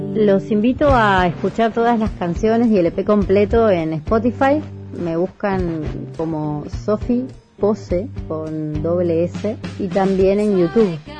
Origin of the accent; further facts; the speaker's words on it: Buenos Aires, Argentina; Soy actriz y cantante, soy de Buenos Aires